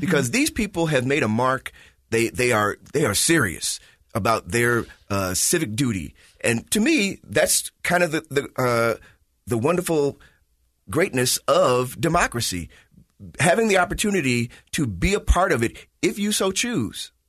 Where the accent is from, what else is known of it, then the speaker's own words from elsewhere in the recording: Chicago, Illinois, United States; moved away; I grew up in Chicago